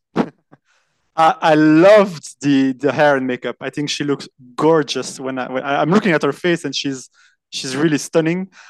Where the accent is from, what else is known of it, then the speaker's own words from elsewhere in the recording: Brussels, Brussels-Capital Region, Belgium; first language French; English is a second language; I am actually from Brussels and I'm podcasting from Brussels at the moment